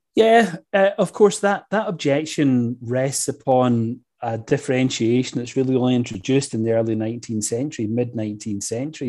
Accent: Scotland, United Kingdom; I grew up in Scotland where those kinds of ideas are not really part and parcel of everyday evangelical life.

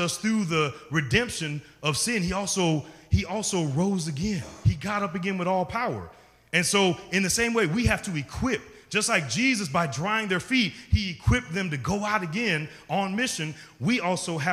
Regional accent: St. Louis, Missouri, United States; I'm from St. Louis, Missouri, but I grew up in the community that I'm living in and doing ministry in.

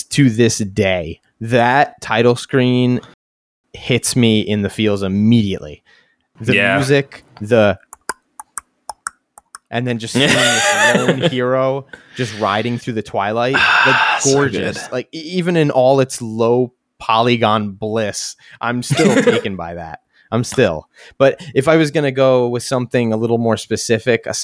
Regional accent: New York, United States; I'm from New York, so I understand we're notorious for pronouncing things

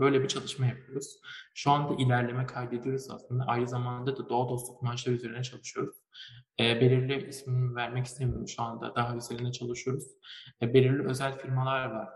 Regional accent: Malatya, Turkey; ben aslında Malatyalıyım

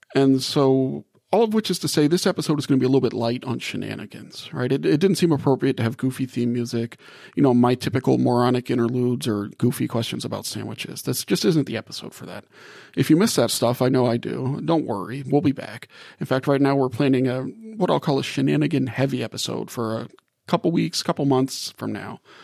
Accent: New Orleans, Louisiana, United States; moved away; also born or lived in Gulf South; I grew up in New Orleans and spent a lot of my life in the Gulf South

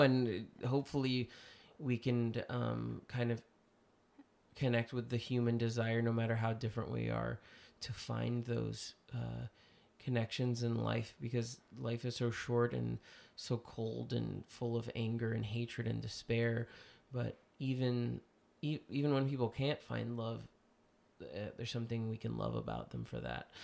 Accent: United States; I'm saying that as an American.

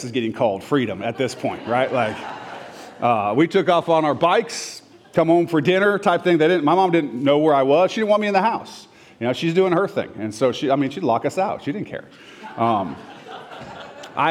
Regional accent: Orange County, Southern California, United States; moved away; also born or lived in Renton, Washington; I moved to Southern California, Orange County.

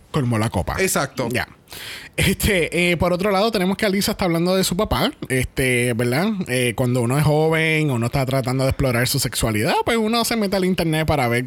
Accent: Puerto Rico; Ah, que somos boricuas, sí, somos boricuas.

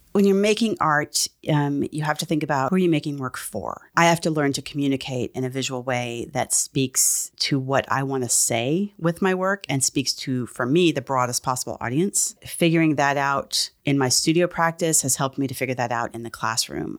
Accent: San Antonio, Texas, United States; I grew up in San Antonio, Texas

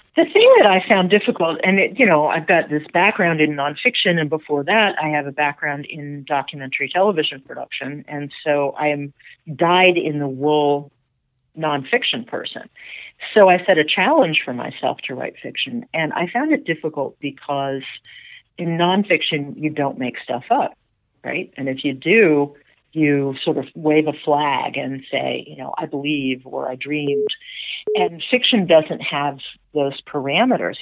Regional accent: Atlanta, Georgia, United States; my sisters and I grew up here, or as far as Susie grew up and, and me, and we were in Atlanta

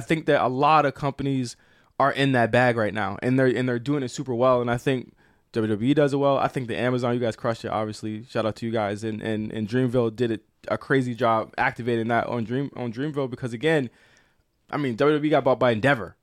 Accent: Virginia, United States; I'm from Virginia

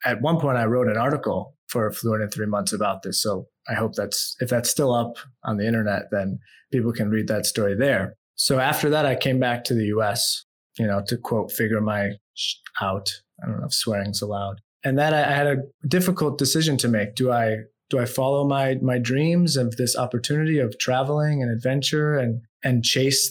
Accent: United States; moved away; also born or lived in Vietnam; I'm from America

